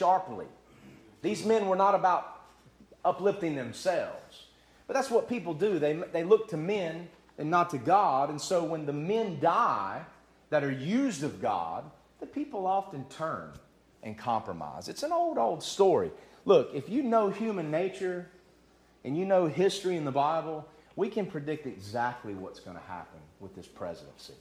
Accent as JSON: {"language": "English", "country": "United States", "said": "I'm not an American first, a Christian second."}